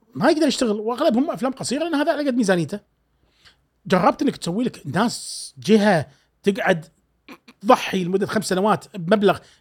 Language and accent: Arabic; Kuwait; accent: Kuwaiti